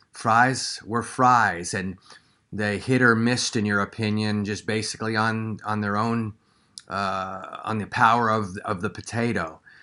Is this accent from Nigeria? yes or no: no; Canada; moved away; growing up in Canada within the sixties